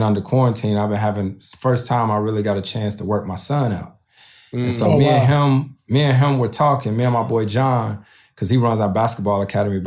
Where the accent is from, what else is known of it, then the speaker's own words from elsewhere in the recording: East Coast, United States; moved away as an adult; also born or lived in New Orleans; now in Los Angeles, United States; I'm born and raised on the East Coast.